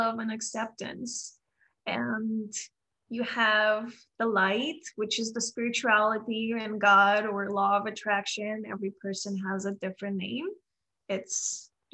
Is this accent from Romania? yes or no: yes; Romania; moved away as an adult; now in United States; I am from Romania. I moved to US 7 years ago